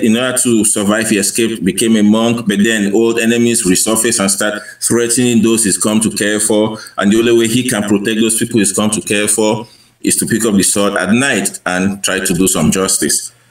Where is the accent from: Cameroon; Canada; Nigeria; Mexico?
Cameroon; moved away; I grew up in Cameroon um, in the 1980s